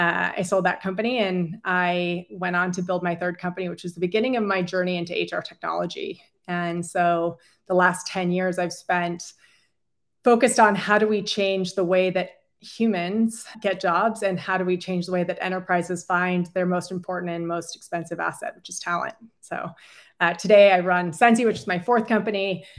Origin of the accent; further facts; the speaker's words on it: San Francisco, California, United States; moved away as an adult; also born or lived in Virginia / China; I was born and raised in San Francisco